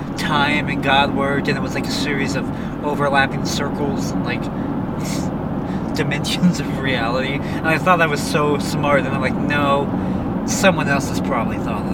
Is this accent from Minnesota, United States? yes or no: no; Brownsville, Texas, United States; For me, it's, I get that emotion with the house I grew up in Brownsville.